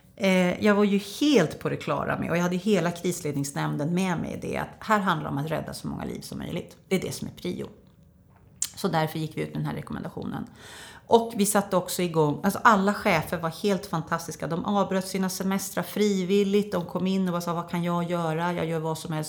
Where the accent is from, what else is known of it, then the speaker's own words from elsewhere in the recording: Norberg, Västmanland, Sweden; jag är från Norberg